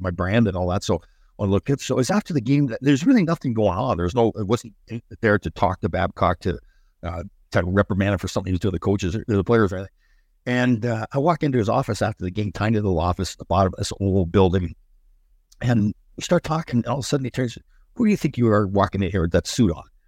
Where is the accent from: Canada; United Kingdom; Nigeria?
Canada; Brampton, Ontario; I'm from Brampton, so Brampton's just right outside of Toronto